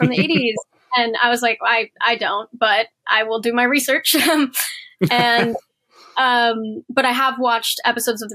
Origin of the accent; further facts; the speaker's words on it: Portland, Oregon, United States; moved away; also born or lived in Los Angeles; I grew up in Portland, Oregon, and I was a competitive dancer